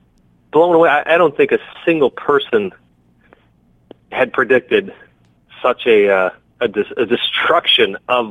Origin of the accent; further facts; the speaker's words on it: Cudahy, Wisconsin, United States; I grew up in Cudahy